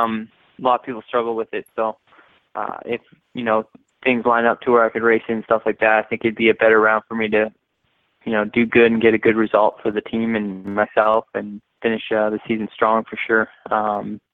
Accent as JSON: {"language": "English", "country": "Canada", "said": "being a Canadian kid"}